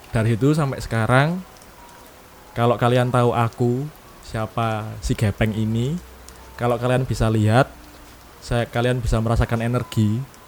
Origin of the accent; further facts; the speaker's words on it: East Java, Indonesia; Kota saya ini kota B, di Jawa Timur